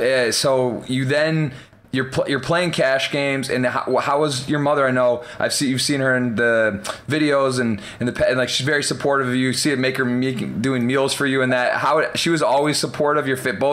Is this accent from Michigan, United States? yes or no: yes; Ann Arbor, Michigan, United States; I grew up in Ann Arbor, Michigan